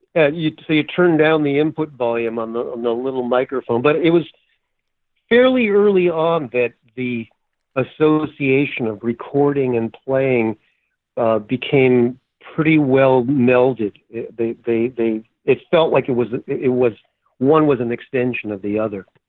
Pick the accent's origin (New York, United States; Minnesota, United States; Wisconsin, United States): Minnesota, United States; we're both from Minnesota two Jewish guys from Minnesota